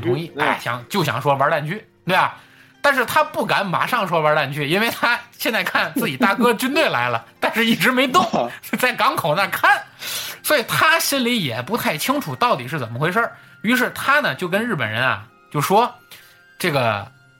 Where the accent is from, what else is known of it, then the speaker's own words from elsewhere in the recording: Tianjin, China; 咱老家天津